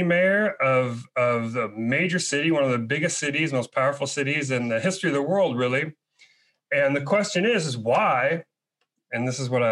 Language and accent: English; Chicago, Illinois, United States; now in Seattle, United States; I'm originally from Chicago. I live in Seattle now